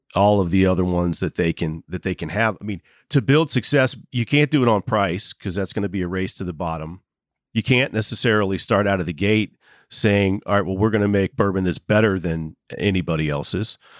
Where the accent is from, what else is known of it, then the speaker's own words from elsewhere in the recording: Waynesboro, Virginia, United States; now in West Virginia, United States; my hometown. One guy grew up five houses down from me in Waynesboro, Virginia